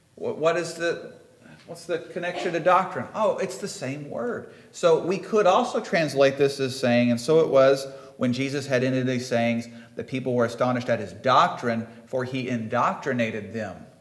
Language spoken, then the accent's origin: English; Midwest, United States; accent: Midwestern; my best Midwestern accent